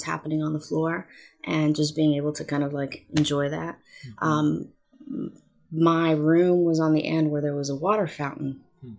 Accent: Oxnard, California, United States; moved away as an adult; also born or lived in San Luis Obispo / Santa Clara; my hometown of Oxnard

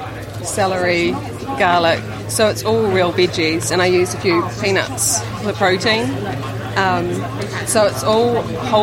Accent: Whangarei, Northland, New Zealand; I'm from Whangarei.

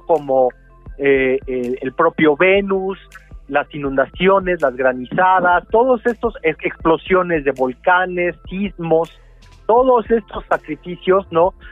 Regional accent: Mexico

